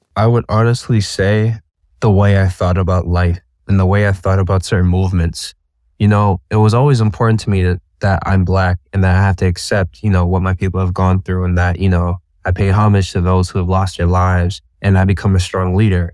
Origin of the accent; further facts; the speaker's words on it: Boston, Massachusetts, United States; I'm from Boston, Massachusetts